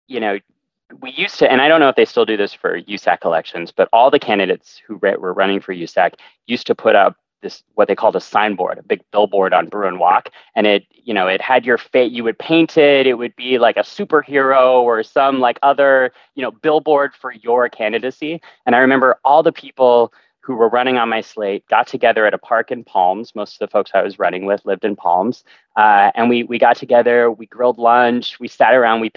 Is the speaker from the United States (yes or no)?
yes; California, United States; growing up in California and coming to school at UCLA